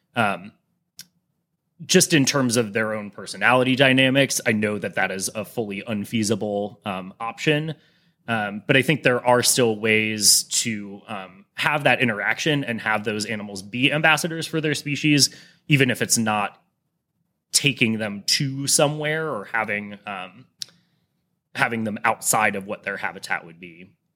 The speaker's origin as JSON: {"language": "English", "town": "Cleveland", "region": "Ohio", "country": "United States", "tie": "born or raised there", "said": "growing up in Cleveland"}